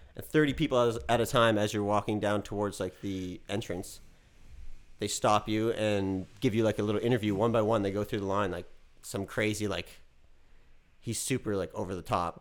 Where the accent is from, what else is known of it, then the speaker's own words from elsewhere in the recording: Dartmouth, Nova Scotia, Canada; moved away as an adult; now in Los Angeles, United States; I went to Dartmouth High